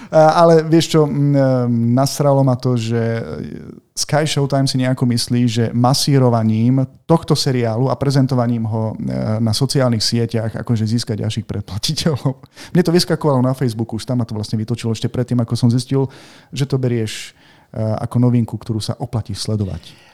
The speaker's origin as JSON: {"language": "Slovak", "town": "Martin", "region": "Žilina Region", "country": "Slovakia", "said": "sme z Martina ešte"}